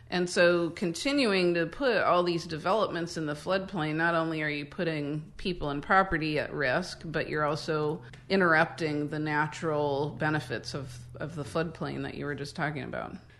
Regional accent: Midwest, United States; now in Northern California, United States; we are both from the Midwest where, you know, people growing up in the sixties and seventies

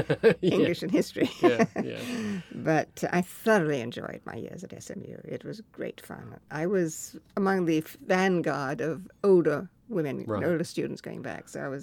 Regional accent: India; now in United States; the mimosa trees looked like the trees that I grew up with in India.

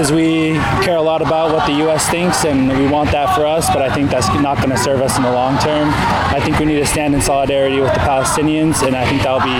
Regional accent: Samoa; also born or lived in Tonga; Yeah, so uh, I'm from Samoa and Tonga.

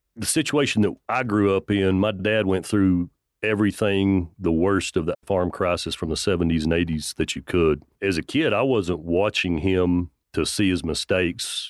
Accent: Levelland, Texas, United States; also born or lived in Lubbock, Texas; Grew up in a cotton farming family about thirty miles west of here, went to high school in Leveland

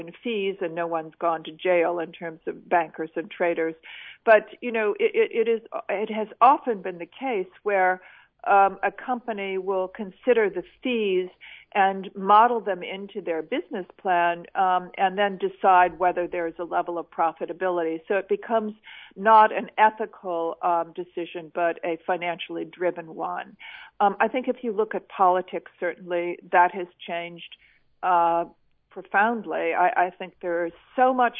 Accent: United States; moved away as an adult; also born or lived in China; now in London, United Kingdom; as an American

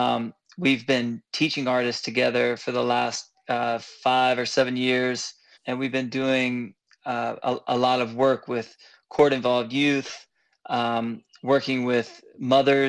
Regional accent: South Carolina, United States; I'm a white American from South Carolina

